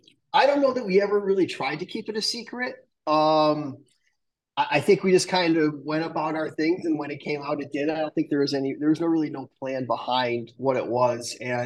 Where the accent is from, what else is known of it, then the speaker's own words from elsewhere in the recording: Manhasset, New York, United States; born there; Yes. Eastern. I was born on Long Island.